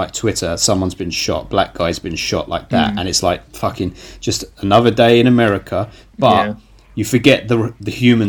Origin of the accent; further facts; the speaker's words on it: United Kingdom; as a British person